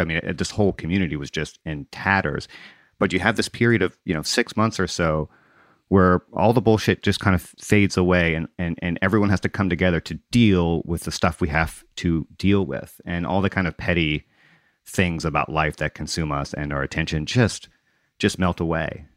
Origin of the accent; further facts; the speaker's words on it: Gulf Coast, United States; also born or lived in Mississippi / Louisiana; I grew up on the Gulf Coast in Mississippi and Louisiana